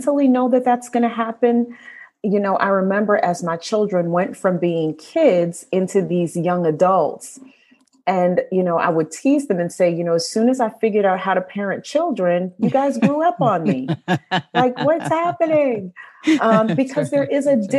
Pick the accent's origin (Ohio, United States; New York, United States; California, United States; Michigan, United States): New York, United States; moved away as an adult; also born or lived in Midwest; now in Northern Virginia, United States; I'm a native New Yorker, born and raised in New York, currently living in Northern Virginia